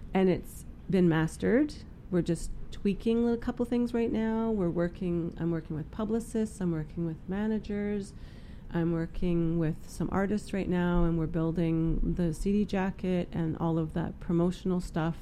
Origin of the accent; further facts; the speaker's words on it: Prince George, British Columbia, Canada; moved away; I was born and raised here in Prince George